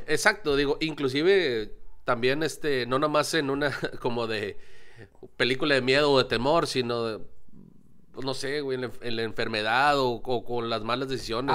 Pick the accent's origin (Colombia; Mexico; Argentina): Mexico; como mexicanos